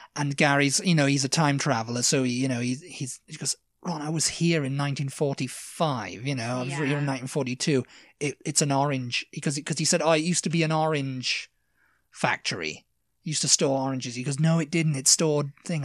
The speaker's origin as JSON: {"language": "English", "area": "Devon", "region": "South West England", "country": "United Kingdom", "moved": "yes", "said": "I'm from Devon"}